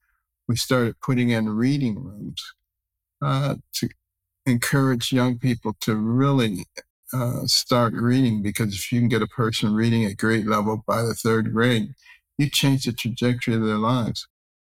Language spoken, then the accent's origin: English; Detroit, Michigan, United States; also born or lived in Boston / New Haven / Ann Arbor / Baltimore; I myself remember growing up in Detroit, a very liberal place, and Boston, a very liberal place, and New Haven, a very liberal place, and Ann Arbor, a very liberal place, and then to Baltimore, all very liberal places.